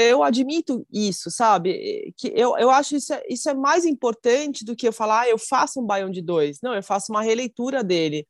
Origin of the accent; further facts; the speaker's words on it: Brazil; eu sou brasileira